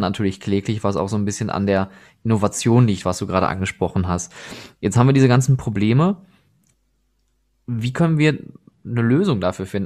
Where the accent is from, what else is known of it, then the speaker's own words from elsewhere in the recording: Oberhausen, North Rhine-Westphalia, Germany; now in Essen, Germany; ich selber bin gebürtiger Oberhausener